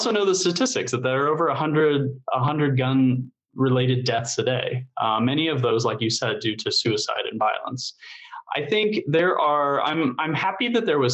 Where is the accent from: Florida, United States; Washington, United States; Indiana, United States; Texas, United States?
Indiana, United States; I grew up here in Indiana